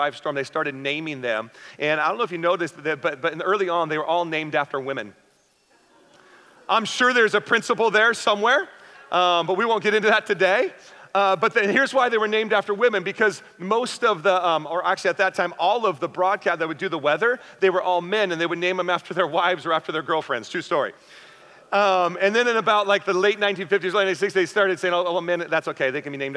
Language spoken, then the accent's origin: English; the Northwest, Pacific Northwest, United States; now in San Diego County, United States; Me and my wife, we grew up in the Northwest